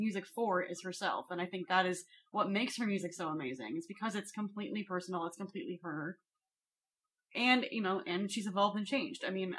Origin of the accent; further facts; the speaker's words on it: Seattle, Washington, United States; turns out we're both from Seattle.